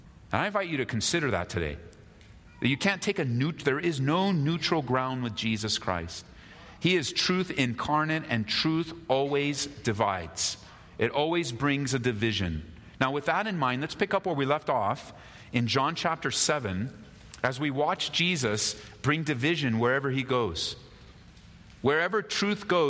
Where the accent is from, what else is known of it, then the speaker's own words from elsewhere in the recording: United States; I was born in America